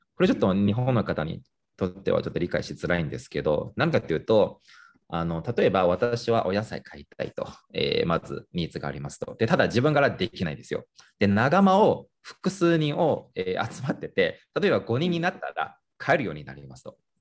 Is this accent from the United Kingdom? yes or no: no; Nanjing, Jiangsu, China; moved away; 自分が出身地の南京